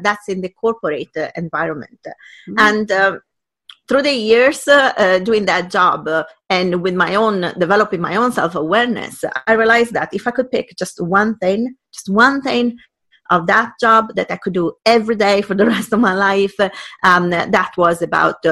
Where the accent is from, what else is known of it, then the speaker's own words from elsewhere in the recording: Italy; first language Italian; English is a second language; moved away as an adult; now in United Kingdom; I moved to UK and I was 19, 20. And English is not my first language